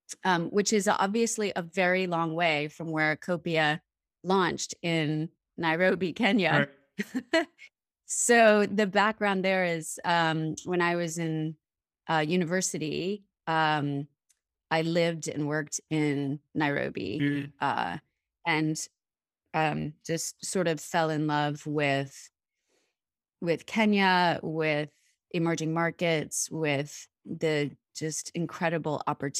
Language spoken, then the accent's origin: English; East Coast, United States; So originally I grew up on the East Coast of the United States.